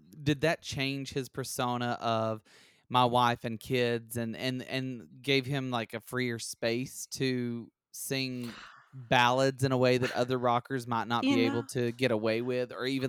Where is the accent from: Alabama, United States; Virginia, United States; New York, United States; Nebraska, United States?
Alabama, United States; I'm from Alabama.